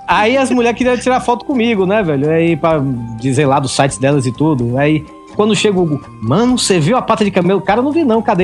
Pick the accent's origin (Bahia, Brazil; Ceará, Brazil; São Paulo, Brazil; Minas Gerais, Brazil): Bahia, Brazil; moved away as an adult; also born or lived in Salvador; now in Fortaleza, Brazil; eu sou baiano